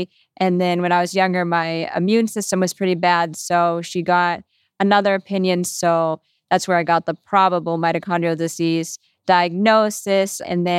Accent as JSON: {"language": "English", "region": "Massachusetts", "country": "United States", "said": "I'm 29. I'm from the Boston suburbs, and I've been in the rare disease community my whole life"}